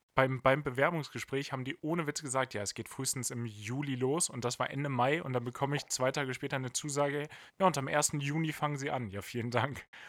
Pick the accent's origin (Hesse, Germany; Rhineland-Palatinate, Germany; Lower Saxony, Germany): Lower Saxony, Germany; near Hanover; Ich komme im groberen Sinne aus der Nähe von Hannover